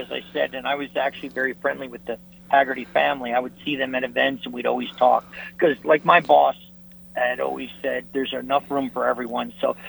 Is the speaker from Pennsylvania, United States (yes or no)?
yes; Philadelphia, Pennsylvania, United States; accent: Philly; now in New Jersey, United States; you can tell by my wonderful accent that I'm a Philly guy. I actually live in New Jersey.